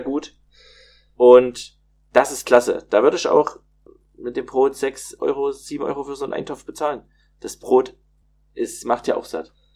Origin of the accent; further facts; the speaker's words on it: Plauen, Saxony, Germany; ich komme ja aus Plauen, das liegt in Sachsen